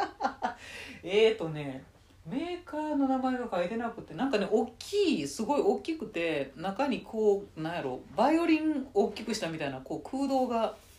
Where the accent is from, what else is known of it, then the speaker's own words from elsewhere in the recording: Nara, Japan; 海なし県の奈良で生まれ育った私